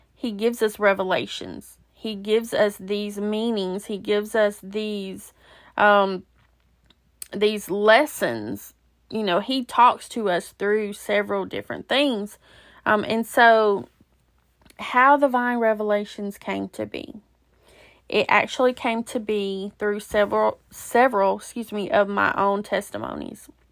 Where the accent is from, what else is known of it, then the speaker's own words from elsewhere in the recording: Alabama, United States; moved away; also born or lived in Georgia; it was actually in Alabama, which is my home state